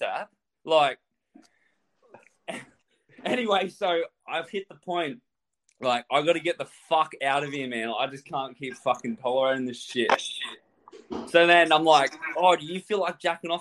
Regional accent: Australia; I'm just here from Australia

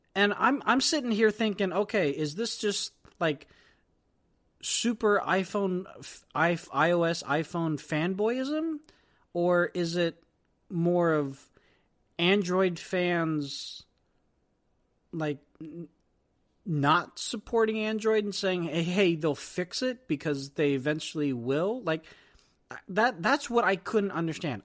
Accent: Silicon Valley, California, United States; being from Silicon Valley

